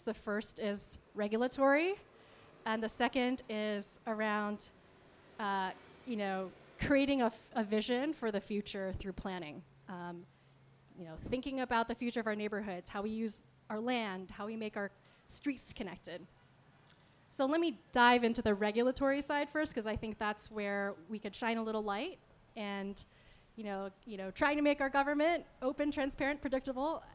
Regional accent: Rochester, New York, United States; now in Cleveland, United States; I grew up in Rochester, New York

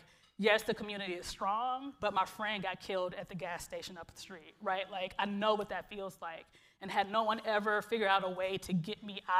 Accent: Cleveland, Ohio, United States; moved away as an adult; now in Seattle, United States; my own kind of growing up in Glenville and in this community

